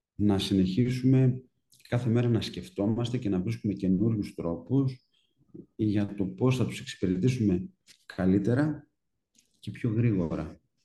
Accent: Trikala, Thessaly, Greece; μένοντα στα Τρίκαλα

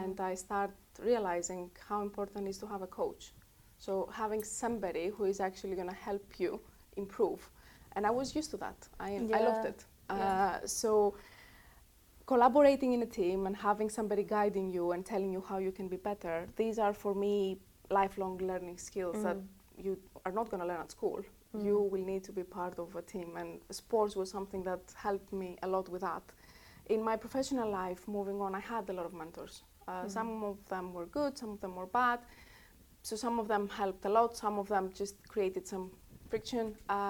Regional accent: Greece; English is a second language; moved away as an adult; Of course, I'm growing up in Greece. I left in 2008 when the crisis hit

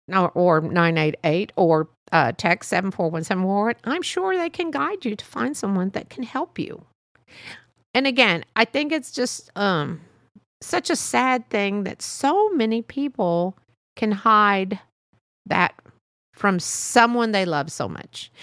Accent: United States; I was born here, my parents were born here

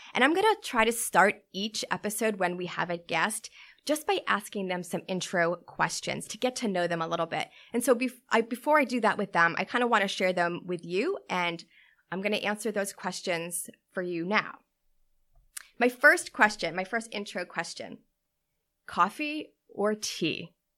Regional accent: Newton, Massachusetts, United States; I grew up in Newton, Massachusetts with my parents

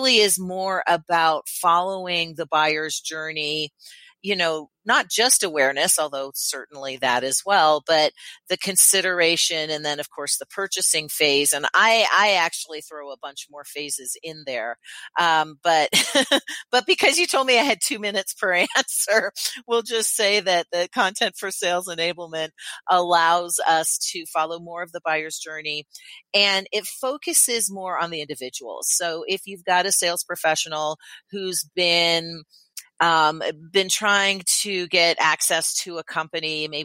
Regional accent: Canada; now in United States; I am Canadian, although I live in the U.S. now

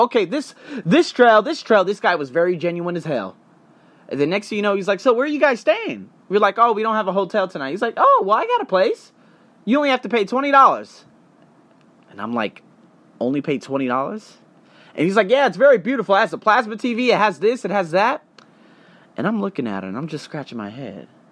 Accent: United States; as an American

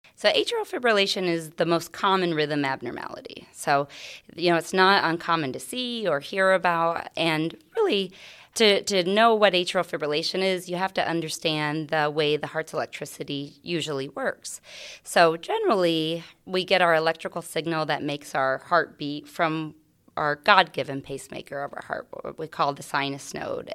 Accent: Carroll County, Iowa, United States; moved away as an adult; also born or lived in Phoenix, Arizona; I grew up in a, um, A small farm right outside of Willie, Iowa

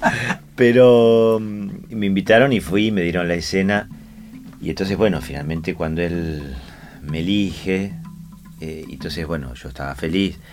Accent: Argentina; yo soy argentino

